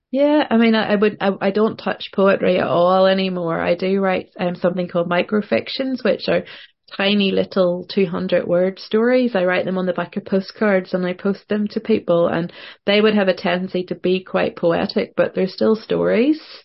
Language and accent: English; Northern Ireland, United Kingdom; also born or lived in Portland, Oregon; being a Northern Irish writer